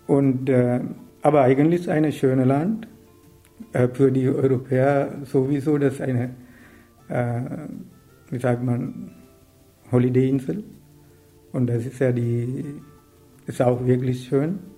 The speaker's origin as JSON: {"language": "German", "country": "Sri Lanka", "second_language": "German", "moved": "as an adult", "lives_now": "Germany", "said": "Ich komme aus Sri Lanka und seit äh, 30 Jahren lebe ich in Deutschland. Eigentlich ist eine Sri Lankanische Deutsche oder deutsche Sri Lankaner, kann man so nennen."}